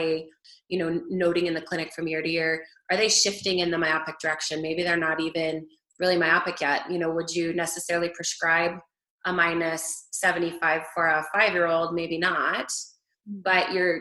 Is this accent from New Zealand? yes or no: no; Alberta, Canada; moved away as an adult; also born or lived in Forest Grove, Oregon, United States / Houston, United States; I'm Canadian, so I grew up in Alberta.